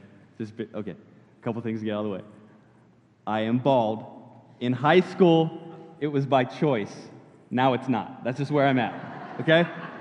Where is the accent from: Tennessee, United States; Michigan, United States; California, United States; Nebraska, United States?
California, United States; moved away as an adult; now in Florida, United States; I grew up in California and moved to Florida when I was about 19, 20 years old